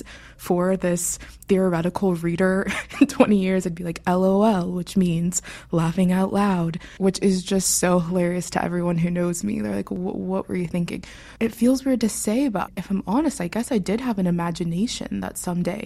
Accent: Pittsburgh, Pennsylvania, United States; I was born in Pittsburgh, Pennsylvania, city girl at heart. I was raised by my father

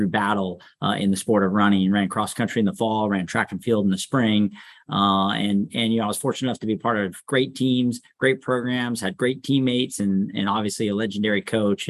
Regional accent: Sacramento, California, United States; definitely raised here in Sacramento. So local, really enjoyed growing up here. I grew up in the Arden Park area

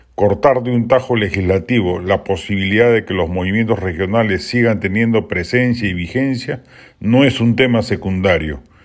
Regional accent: Lima, Peru; A los limeños en el resto del Perú nos miran

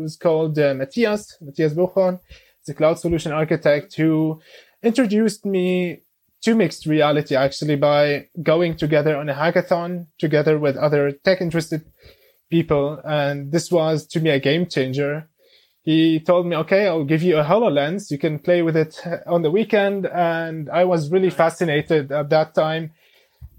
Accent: Damascus, Damascus Governorate, Syria; now in Berlin, Germany; I'm originally from Syria, from Damascus. I came to Germany in 2013 together with my family

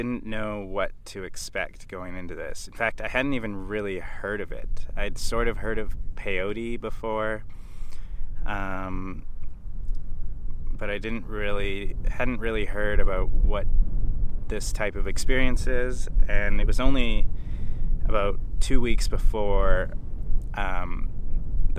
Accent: Canada; now in Australia; I'm Canadian, who's currently living in Australia.

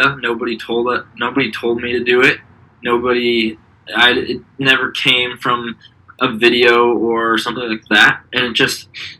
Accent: Boulder, Colorado, United States; now in New York City, United States; I am from Boulder, Colorado. Same with Jeff, and currently living in New York City

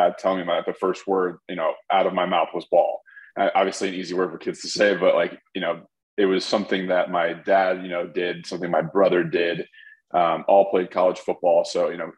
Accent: Baton Rouge, Louisiana, United States; moved away as an adult; also born or lived in Chicago; Born in Baton Rouge, Louisiana

